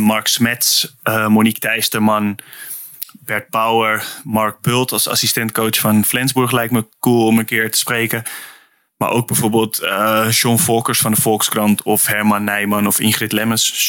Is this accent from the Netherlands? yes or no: yes; Netherlands; moved away; also born or lived in Nordhorn, Germany; als Nederlander in Duitsland